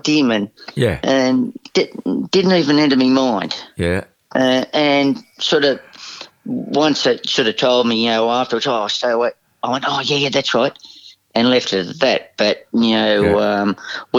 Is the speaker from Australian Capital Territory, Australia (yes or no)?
no; Cowra, New South Wales, Australia; I grew up in Cowra